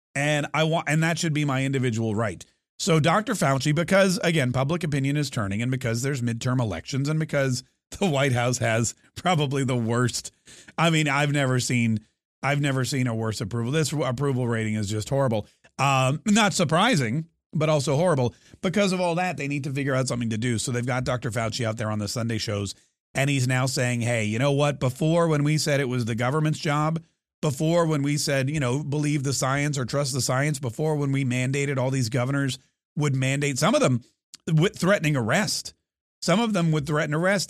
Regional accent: United States; as an American

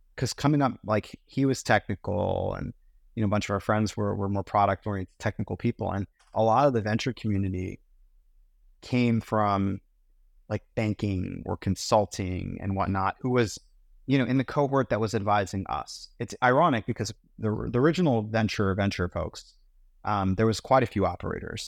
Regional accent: Pittsburgh, Pennsylvania, United States; also born or lived in London, United Kingdom; Grew up in Pittsburgh

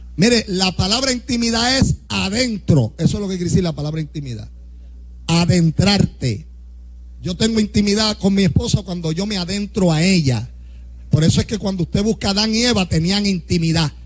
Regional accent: Puerto Rico; somos puertorriqueños y como somos puertorriqueños, aquí hay un idioma, ¿ve? Y hablamos español.

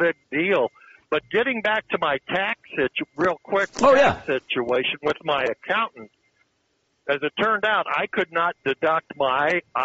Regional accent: Raytown, Missouri, United States; I grew up in the Kansas City area, little suburb, Raytown.

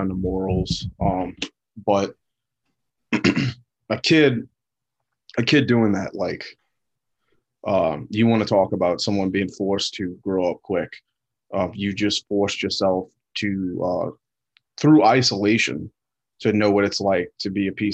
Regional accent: the South, United States; growing up in the South

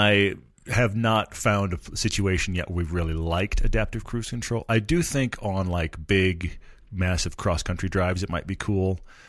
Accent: Texas, United States; also born or lived in Los Angeles; I mean, I grew up in Texas where we have tons of space and then drove in LA where they don't really use the horn much.

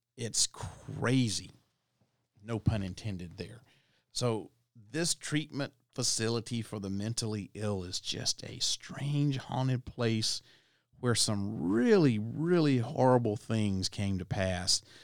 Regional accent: Alabama, United States; now in Tennessee, United States; my home state's Alabama

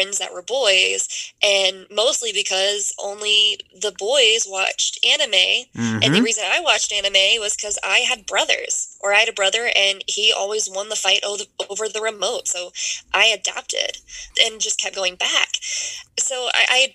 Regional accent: Lake Charles, Louisiana, United States; moved away as an adult; now in Dallas, United States; I was born and raised in Louisiana.

